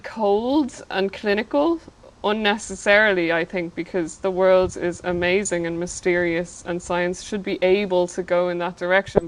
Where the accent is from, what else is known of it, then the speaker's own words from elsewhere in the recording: Ireland; growing up in Ireland